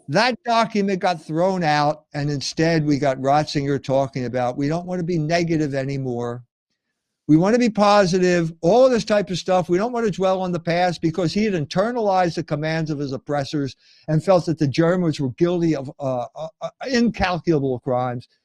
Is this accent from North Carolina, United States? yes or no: no; Philadelphia, Pennsylvania, United States; now in Indiana, United States; I grew up in Philadelphia